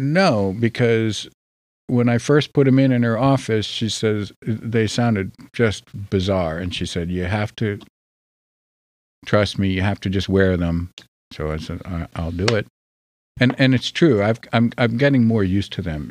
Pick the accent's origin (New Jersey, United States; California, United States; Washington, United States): New Jersey, United States; I'm from New Jersey